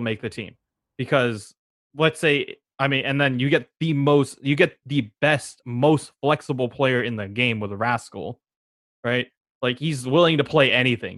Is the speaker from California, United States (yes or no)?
yes; San Francisco, California, United States; I'm, I'm from San Francisco